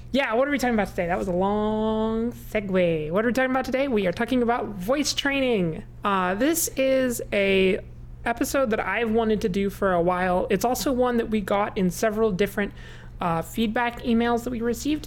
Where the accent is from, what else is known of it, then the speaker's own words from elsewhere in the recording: United States; we're American